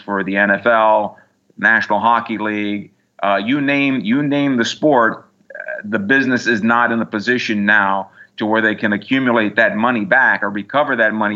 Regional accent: San Diego, California, United States; born or raised there

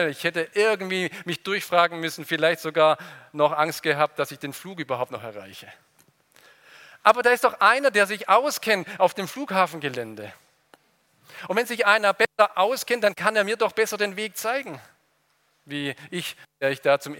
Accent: Ludwigsburg, Baden-Württemberg, Germany; Ich komme aus Ludwigsburg, vielleicht war der auch schon mal in dem Märchengarten.

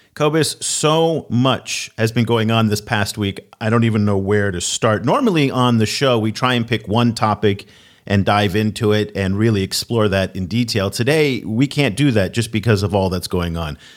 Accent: United States; as an American

